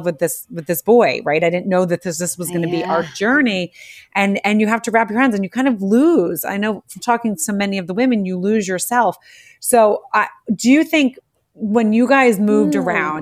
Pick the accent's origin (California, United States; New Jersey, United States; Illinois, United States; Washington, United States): New Jersey, United States; outside Philadelphia; I grew up outside of Philadelphia. So on the Jersey side.